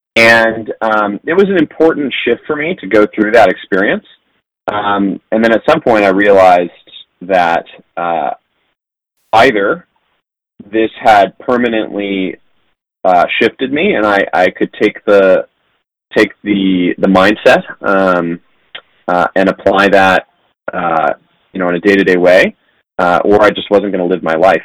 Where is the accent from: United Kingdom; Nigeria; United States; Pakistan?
United States; San Diego, California; I grew up in San Diego, uh, which is a very strange place to grow up